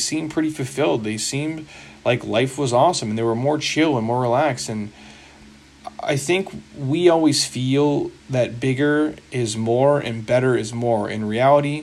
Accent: United States; I'm from here, so obviously I'm biased, but I'm an American dude, you know, through and through

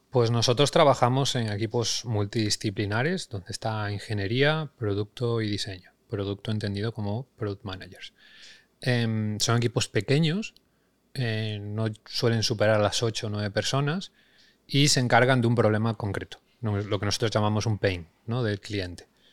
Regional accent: Galicia, Spain; also born or lived in Madrid; now in Barcelona, Spain; nacido en Galicia, aunque ahora fincado en Barcelona, aunque antes de esto he pasado 10 años en Madrid

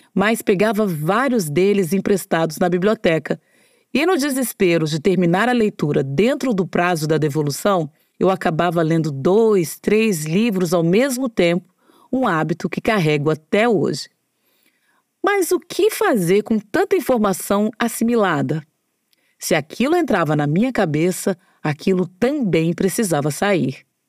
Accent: Brasília, Federal District, Brazil; Durante a minha adolescência em Brasília

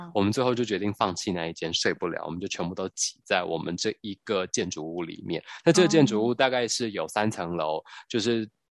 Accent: Taiwan; 我们台湾人最爱的 bubble tea

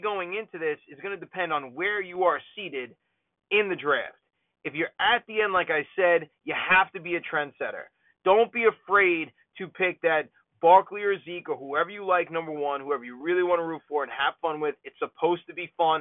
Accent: New York, United States; as a New Yorker and as a Jets fan

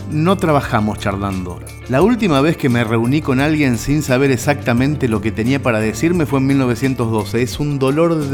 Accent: Mercedes, Buenos Aires Province, Argentina; now in San Antonio de Areco, Argentina; mi ciudad natal, en Mercedes.

